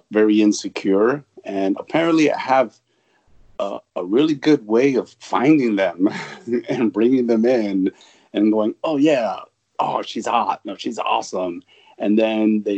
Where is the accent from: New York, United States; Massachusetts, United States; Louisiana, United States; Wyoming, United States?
New York, United States; moved away; I'm an East Coast. I'm from New York.